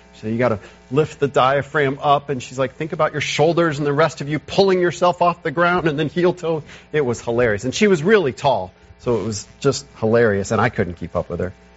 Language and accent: English; United States; as modern American Christians